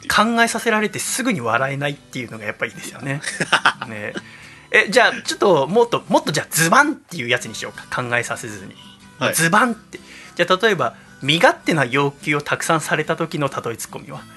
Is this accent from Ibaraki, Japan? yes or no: no; Yokohama, Kanagawa, Japan; 私生まれも育ちも戸塚区平戸です横浜港で産湯を使い